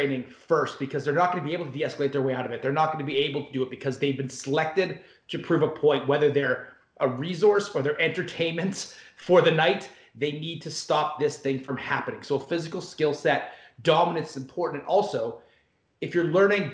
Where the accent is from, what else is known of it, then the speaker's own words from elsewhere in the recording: Canada; I'm Canadian